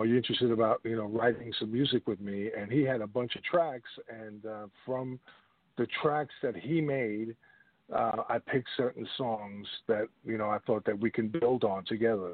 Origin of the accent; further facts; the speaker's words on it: New York, United States; moved away as an adult; also born or lived in Richmond, Virginia / Washington, D.C.; I left 95 from New York to Richmond, and then from Richmond to Washington, D.C.